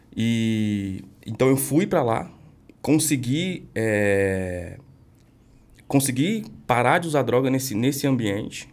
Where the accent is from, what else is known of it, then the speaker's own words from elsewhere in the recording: São Paulo, Brazil; eu cresci lá no extremo leste de São Paulo